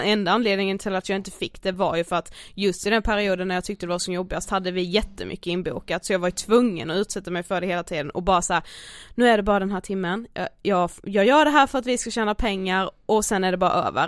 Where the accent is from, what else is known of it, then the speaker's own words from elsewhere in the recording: Karlshamn, Blekinge, Sweden; moved away; våra vänner hemma i Karlshamn